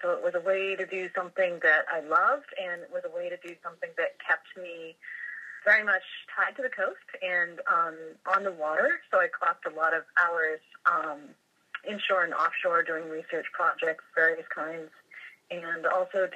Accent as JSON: {"language": "English", "region": "Massachusetts", "country": "United States", "tie": "born or raised there", "said": "I grew up in Massachusetts, right on the coast, by the ocean, always at the beach"}